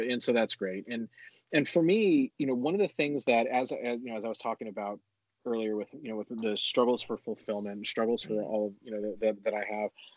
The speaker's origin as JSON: {"language": "English", "town": "Honolulu", "region": "Hawaii", "country": "United States", "tie": "born or raised there", "moved": "yes", "said": "with my background growing up in Honolulu, Hawaii, I was the white guy surrounded by everything that wasn't"}